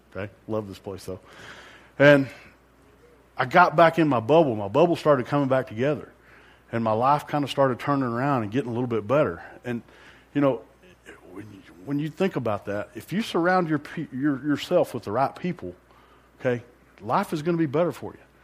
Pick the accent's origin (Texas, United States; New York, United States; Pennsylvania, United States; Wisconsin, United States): Texas, United States; Amarillo; I grew up in Amarillo